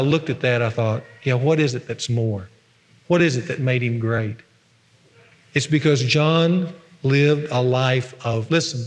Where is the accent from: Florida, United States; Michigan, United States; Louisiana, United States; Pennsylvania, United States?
Louisiana, United States; Ruston; when I was a little boy on Sunday afternoons in my hometown of Ruston